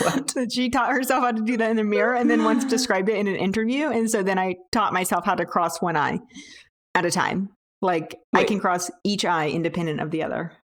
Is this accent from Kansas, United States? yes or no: yes; Kansas, United States; I grew up in Kansas